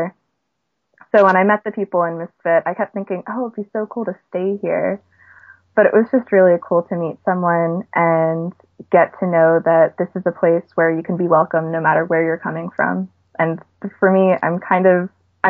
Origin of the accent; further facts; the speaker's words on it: New York, United States; moved away; I was from New York